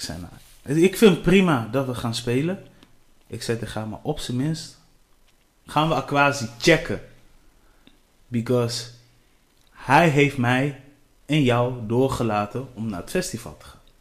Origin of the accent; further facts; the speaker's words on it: Delfzijl, Groningen, Netherlands; ik kom uit Delcel